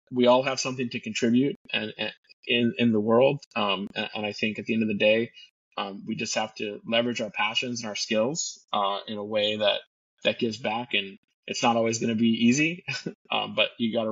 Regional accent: Florida, United States; I'm from Florida, born and raised in Florida

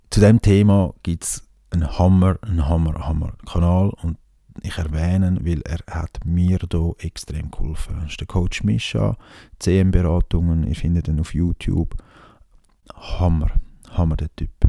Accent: Switzerland; wenn man als Schweizer da eins auf, auf Ding macht

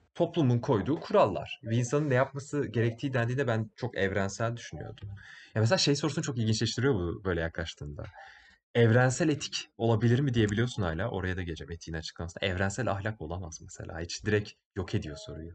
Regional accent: Bursa, Turkey

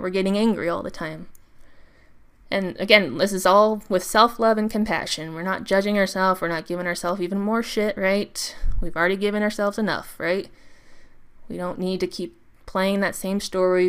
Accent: United States; I'm American

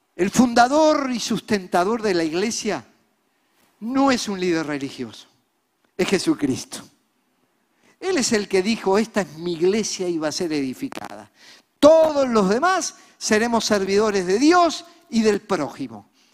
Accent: Montevideo, Uruguay; Nosotros somos uruguayos, nacidos aquí. Yo nací en La Teja, el popular barrio montevideano

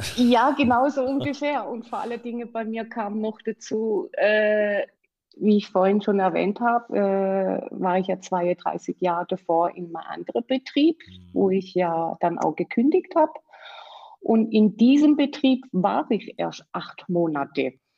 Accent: Black Forest, Baden-Württemberg, Germany; komme aus dem schönen Schwarzwald. Und ich hoffe, äh, man versteht auch wegen meinem Dialekt

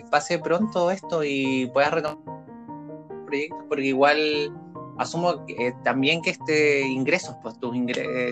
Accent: Santiago, Santiago Metropolitan Region, Chile; Y yo soy nacido, criado y deformado en Santiago.

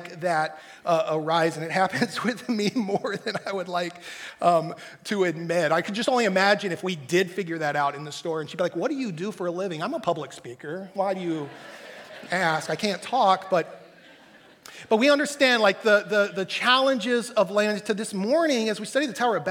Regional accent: Texas, United States; growing up in Texas

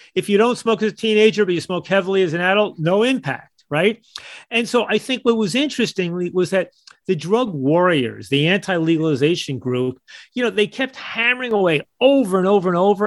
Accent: United States; as an American

